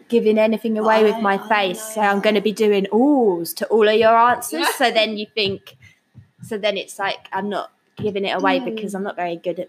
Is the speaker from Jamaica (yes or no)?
no; England, United Kingdom; we're English